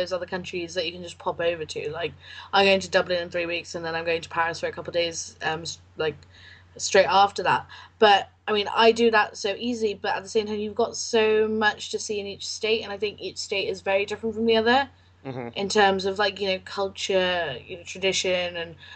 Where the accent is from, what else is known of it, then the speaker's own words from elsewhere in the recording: England, United Kingdom; we say we're English, but in England, we say we're British